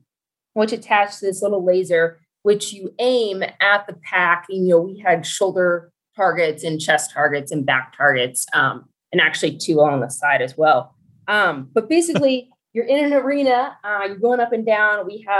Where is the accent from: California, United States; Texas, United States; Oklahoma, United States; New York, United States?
Texas, United States; Dallas; So I grew up in Dallas, Texas, and surrounding areas. We moved quite a lot as a kid.